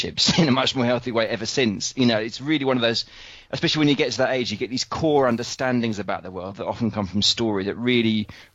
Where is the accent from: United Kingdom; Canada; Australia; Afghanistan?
United Kingdom; being British